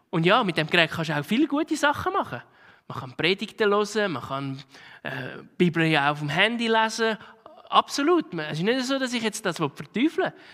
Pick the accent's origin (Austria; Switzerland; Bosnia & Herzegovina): Switzerland; Tun wir unsere Zeit als Schweizer voll beschäftigt vom einen zum anderen rennen